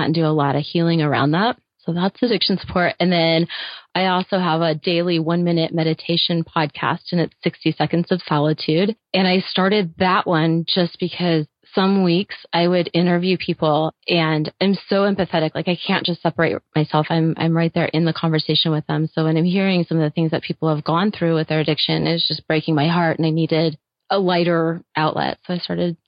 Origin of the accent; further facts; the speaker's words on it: Indiana, United States; I grew up in Indiana